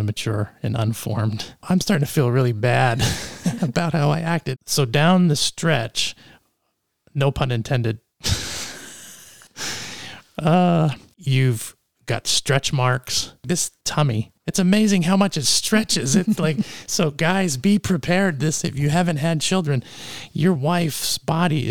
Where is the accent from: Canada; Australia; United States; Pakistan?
Canada; moved away; also born or lived in East Texas; I grew up in Canada